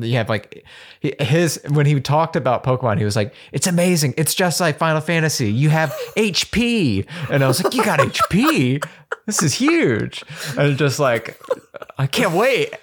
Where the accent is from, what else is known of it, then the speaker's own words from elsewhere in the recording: Birmingham, Alabama, United States; I'm from Alabama, from Birmingham